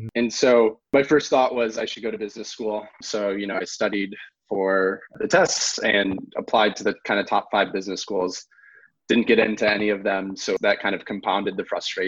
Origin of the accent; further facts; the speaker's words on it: outside of Chicago, Illinois, United States; moved away as an adult; also born or lived in Los Angeles; I grew up outside of Chicago.